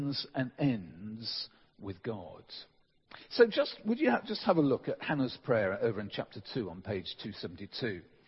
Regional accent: England, United Kingdom; as English people

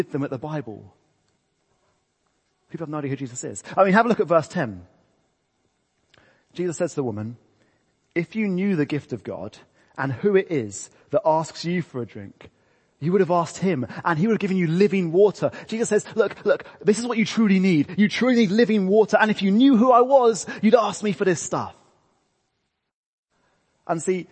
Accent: England, United Kingdom; I'm English

